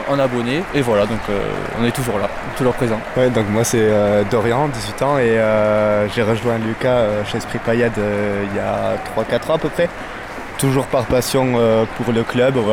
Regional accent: Marsan, France; je suis de Marsan, je fais le trajet chaque week-end euh, pour revenir voir les matchs ici à Montpellier.

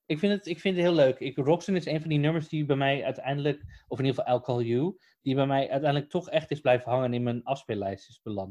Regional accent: Netherlands; we komen uit Nederland

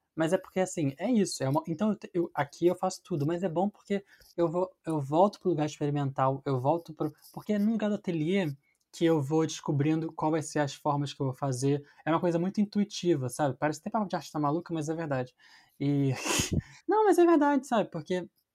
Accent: Rio de Janeiro, Brazil; now in São Paulo, Brazil; eu sou carioca, e tive uma educação no Parque Laje

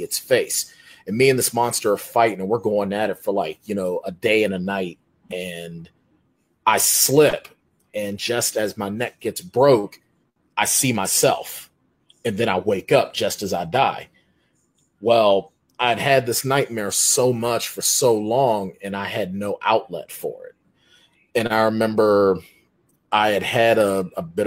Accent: Pittsburgh, Pennsylvania, United States; moved away as an adult; also born or lived in Rindge, New Hampshire; I had moved from my hometown of Pittsburgh, Pennsylvania, to Ringe, New Hampshire.

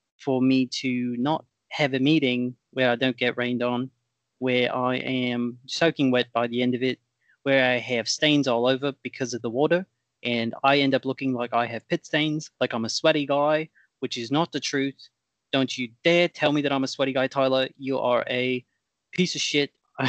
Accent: Australia; In all fairness, I'm from Australia. We have very different suite of products over there.

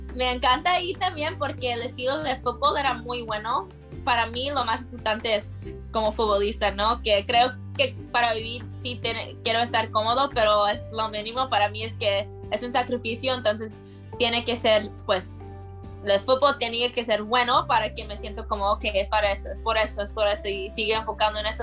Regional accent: United States; yo nací en Estados Unidos

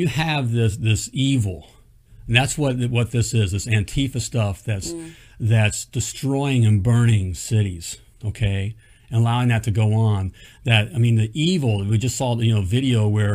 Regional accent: United States; as an American

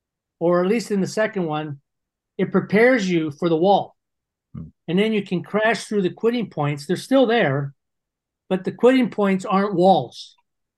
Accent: Toronto, Ontario, Canada; also born or lived in London, Ontario; I was from Toronto.

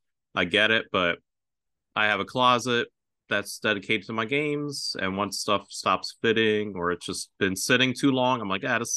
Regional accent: Philadelphia, Pennsylvania, United States; I grew up in Philadelphia

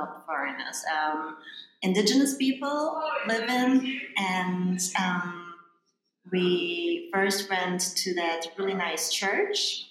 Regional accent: Germany; moved away; in Germany, we don't have a day like this

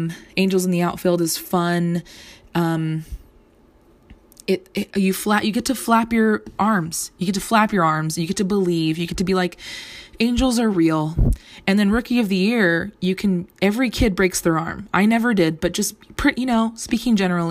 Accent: Southern California, United States; I grew up in Southern California

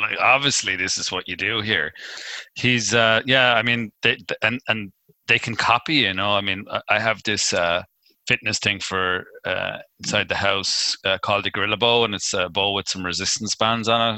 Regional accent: Ireland; being Irish

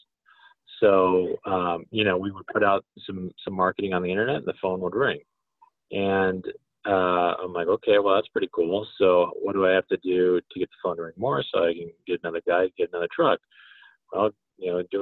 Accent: Colorado, United States; also born or lived in San Diego; I'm from Colorado

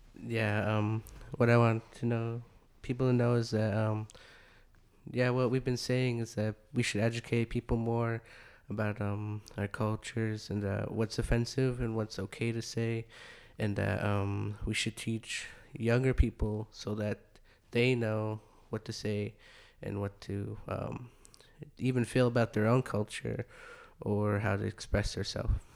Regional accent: North Dakota, United States; moved away; also born or lived in Arizona; I grew up around, like, in a reservation, so I didn't really know a bunch of cultures until, like, I moved away from North Dakota. That's where I originally was from

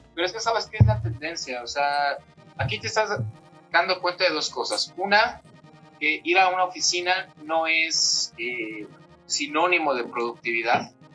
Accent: Mexico; sobre todo somos mexicanos

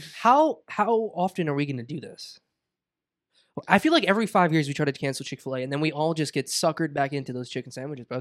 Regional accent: Boca Raton, Florida, United States; I'm from Boca

